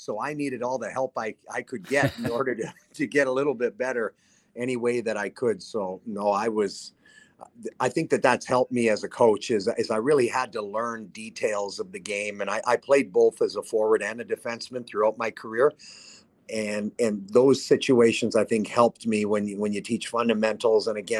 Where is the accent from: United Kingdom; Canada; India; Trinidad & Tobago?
Canada; Whitecourt, Alberta; also born or lived in Calgary, Alberta; I'm from Northern Alberta, I was born in Calgary, but I'm from Whitecourt, Alberta, north of Edmonton.